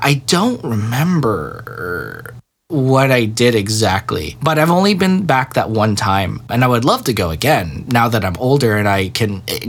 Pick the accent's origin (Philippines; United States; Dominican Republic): Philippines; I am technically from the Philippines.